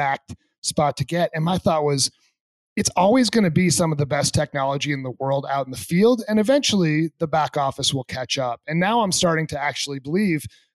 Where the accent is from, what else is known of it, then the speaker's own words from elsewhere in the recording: New England, United States; moved away; I grew up in the Northeast in New England